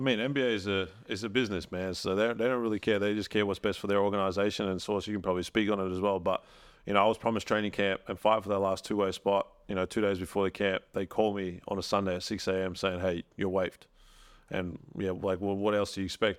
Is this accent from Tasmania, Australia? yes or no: no; Melbourne, Victoria, Australia; now in Adelaide, Australia; I live in Adelaide, but I'm from Melbourne.